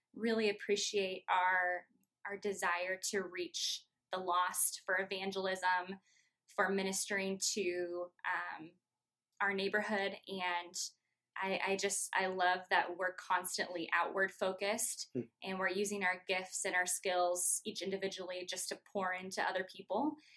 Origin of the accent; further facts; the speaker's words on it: Norwalk, Iowa, United States; also born or lived in Chicago; I grew up actually in Norwalk, so I am born and raised Iowa girl through and through.